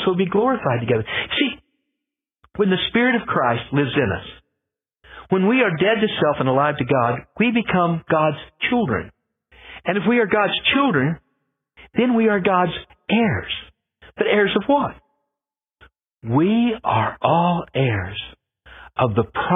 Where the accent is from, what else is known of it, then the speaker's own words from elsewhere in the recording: Scotland, United Kingdom; I'm Scottish